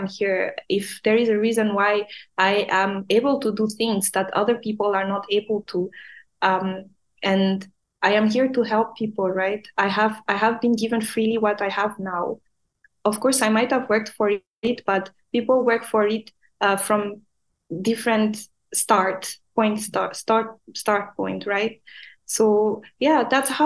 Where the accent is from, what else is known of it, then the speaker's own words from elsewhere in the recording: Madagascar; English is a second language; now in Dubai, United Arab Emirates; Back home in Madagascar, we are not an English speaking country. We actually speak French. And at school, I was the worst in English.